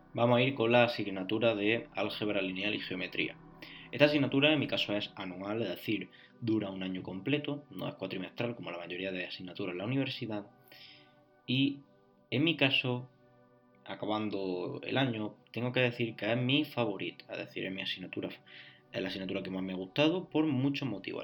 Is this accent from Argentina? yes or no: no; Spain; Yo soy de España, hice la selectividad.